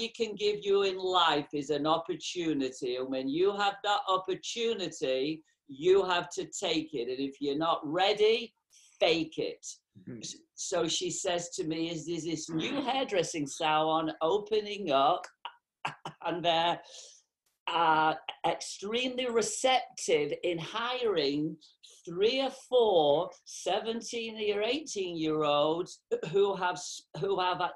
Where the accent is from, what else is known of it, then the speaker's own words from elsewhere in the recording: England, United Kingdom; moved away; also born or lived in North America; I was growing up in England. I'm from England originally.